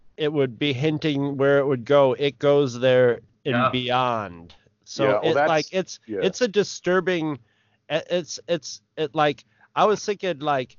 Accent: northern New York, United States; I grew up in northern New York

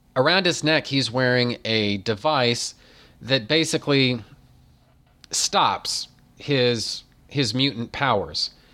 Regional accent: United States; I'm American

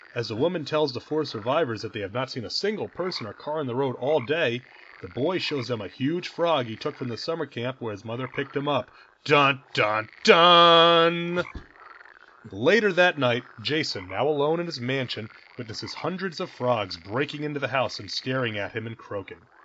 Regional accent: New York, United States; we're from New York, and that that's you know uh, something that's part of our our youth.

